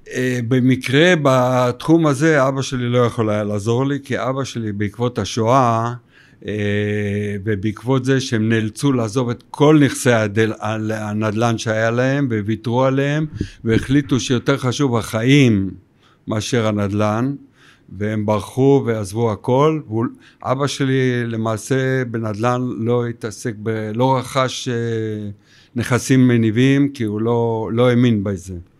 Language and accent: Hebrew; Tel Aviv, Tel Aviv District, Israel; גדלתי בתל אביב, ותל אביב זה המקור